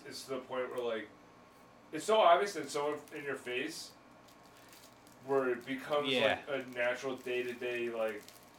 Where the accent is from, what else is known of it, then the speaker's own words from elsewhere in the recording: Ellington, Connecticut, United States; I'm from Ellington.